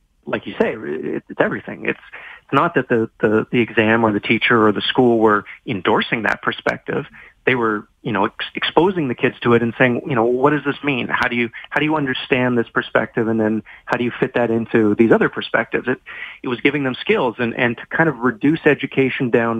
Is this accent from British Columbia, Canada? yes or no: yes; Vancouver, British Columbia, Canada; moved away; also born or lived in Toronto; I'm from Vancouver. I've lived in Toronto.